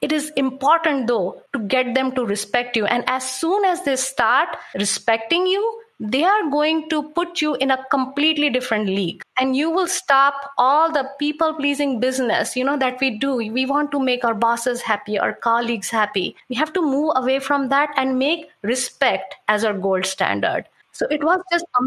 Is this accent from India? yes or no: yes; India; moved away; I come from India